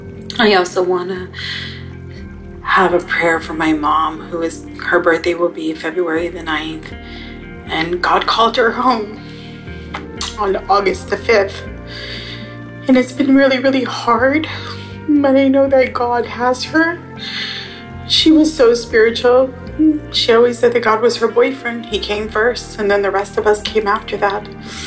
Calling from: San Francisco, California, United States; I'm calling from San Francisco.

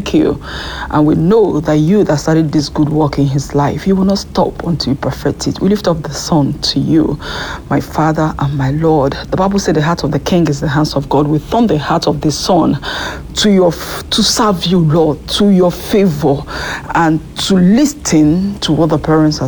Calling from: France; I'm calling in from France.

